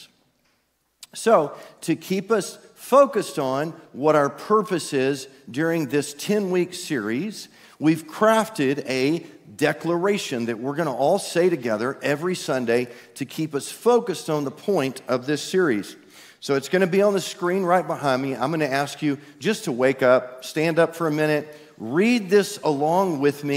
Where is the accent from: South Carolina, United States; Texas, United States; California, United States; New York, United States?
Texas, United States; East; I'm from East Texas